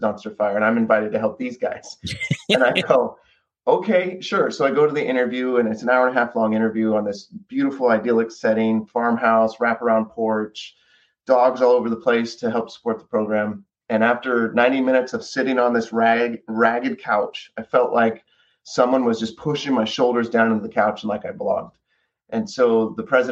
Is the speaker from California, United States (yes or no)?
yes; 40 minutes south of Fresno, California, United States; I was about 40 minutes south of Fresno, California. So born and raised on an orange farm